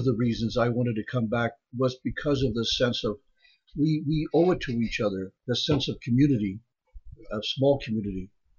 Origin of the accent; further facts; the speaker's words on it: San Antonio, Texas, United States; also born or lived in Jones County, Iowa; now in Iowa, United States; I'm originally from San Antonio, Texas, but I'd much rather be here. I've gotten used to this temperature.